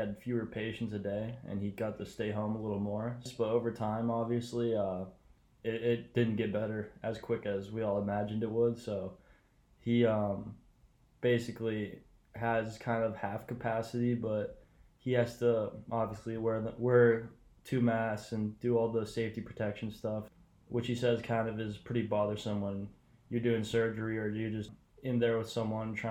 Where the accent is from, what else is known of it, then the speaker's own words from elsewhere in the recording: New Hampshire, United States; moved away as an adult; also born or lived in Philadelphia, Pennsylvania; now in Los Angeles, United States; I was born in Philadelphia, but then moved to New Hampshire when I was about 3. So basically all I can remember is living in New Hampshire